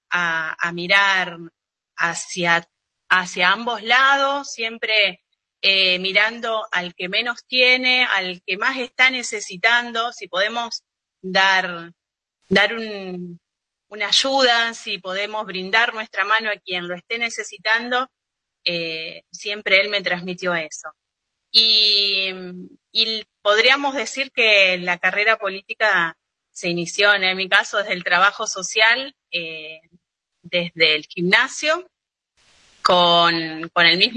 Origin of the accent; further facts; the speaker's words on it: Monte Vera, Santa Fe, Argentina; Eh, tengo, bueno, nací acá en Montevera, estudié, y se eh, formé mi familia, mi vida se desarrolla en esta localidad, que ahora fue recientemente declarada ciudad.